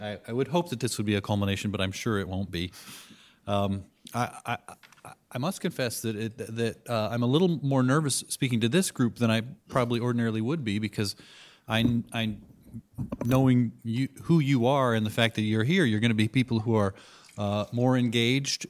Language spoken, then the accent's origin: English; California, United States; moved away as an adult; now in Washington, D.C., United States; I'm a Californian, and, uh, we're, plan to live in California forever